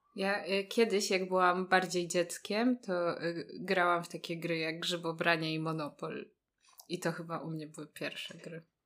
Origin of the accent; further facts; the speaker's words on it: Warsaw, Masovian Voivodeship, Poland; jestem z Warszawy